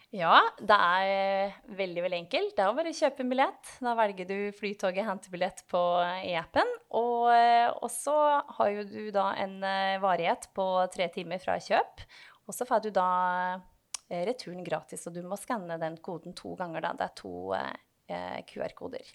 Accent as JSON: {"language": "Norwegian", "town": "Otta", "region": "Innlandet", "country": "Norway", "accent": "Gudbrandsdal dialect", "moved": "yes", "said": "dialekta mi, som eh, du var inne på, den er jo fremdeles ganske tydelig på at jeg kommer fra et bredt dalføre i eh, Gudbrandsdalen, altså i Otta"}